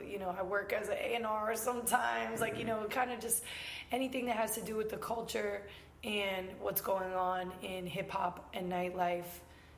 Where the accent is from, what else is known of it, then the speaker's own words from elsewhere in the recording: Tampa, Florida, United States; So I went to high school and the few years that I went to college for in Tampa. So I guess I'm from Tampa.